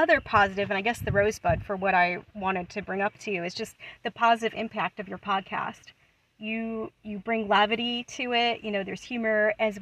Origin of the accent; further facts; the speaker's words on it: Buffalo, New York, United States; moved away as an adult; also born or lived in the southern US; I'm from Buffalo